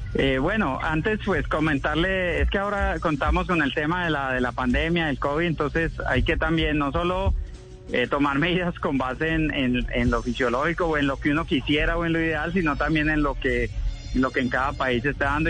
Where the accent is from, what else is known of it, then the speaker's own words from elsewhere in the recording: Caicedonia, Valle del Cauca, Colombia; moved away; Estoy en Caicedonia Valle, estoy en mi tierra